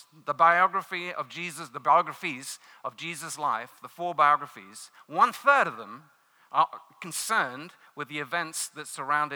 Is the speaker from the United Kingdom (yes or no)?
yes; London, United Kingdom; moved away; I'm not from these parts of the world. I grew up in London